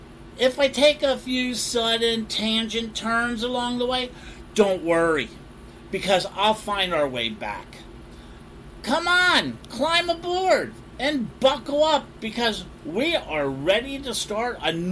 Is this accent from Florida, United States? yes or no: yes; Oakland Park, Florida, United States; I'm in my hometown area of Oakland Park, and they just redid all these pickleball courts.